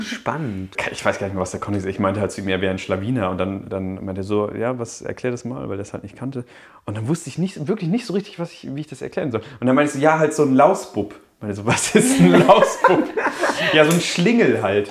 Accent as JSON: {"language": "German", "town": "Münster", "region": "North Rhine-Westphalia", "country": "Germany", "moved": "yes", "said": "Ich komme ja aus Münster"}